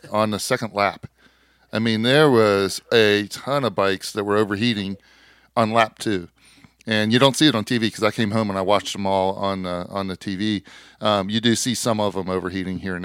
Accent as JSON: {"language": "English", "country": "United States", "said": "as an American"}